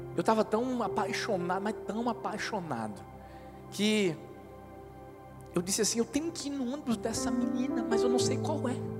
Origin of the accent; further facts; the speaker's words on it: Northeast Region, Brazil; a gente é nordestino